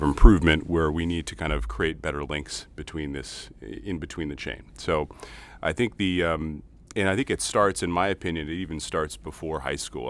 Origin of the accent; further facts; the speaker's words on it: Lynn, Massachusetts, United States; now in Lynnfield, United States; I hail from Lynn, Massachusetts, uh, so Lynn native, uh, up on the North Shore in Linfield now.